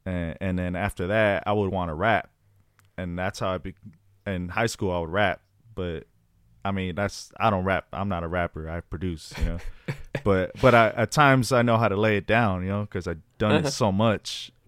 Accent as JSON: {"language": "English", "town": "Los Angeles", "region": "California", "country": "United States", "tie": "born or raised there", "also_born_or_lived": "Fresno", "said": "Well, I was born in Fresno, California, but then I moved to Los Angeles at a young age. I was probably like 7 years old. Mm-hmm. I moved to South Central Los Angeles"}